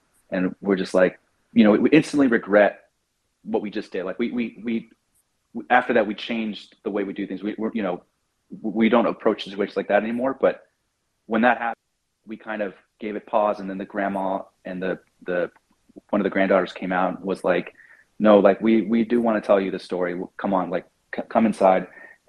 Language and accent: English; United States; because I'm American